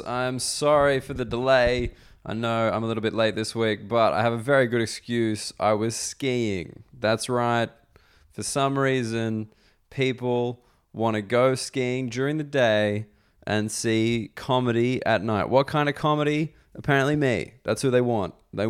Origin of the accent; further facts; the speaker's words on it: Canada; as a Canadian, I was very intimidated to have to ski alongside him.